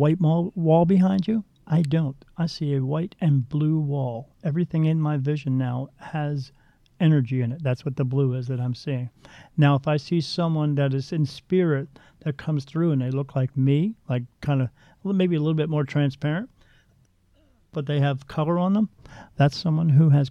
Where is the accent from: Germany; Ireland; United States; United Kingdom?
Ireland; I'm Irish.